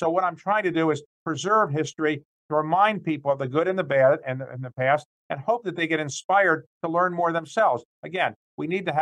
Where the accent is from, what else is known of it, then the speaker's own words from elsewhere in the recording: Baltimore, Maryland, United States; When I was a little boy in Baltimore, my parents were blue-collar workers.